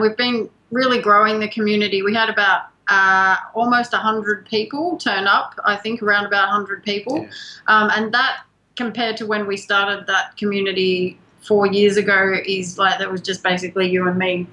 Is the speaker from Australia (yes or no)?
yes; Australia; moved away; we're both from Australia